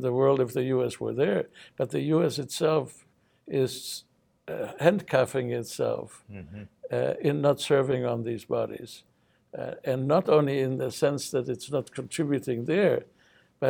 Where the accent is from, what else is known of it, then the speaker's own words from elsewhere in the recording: United States; as an American citizen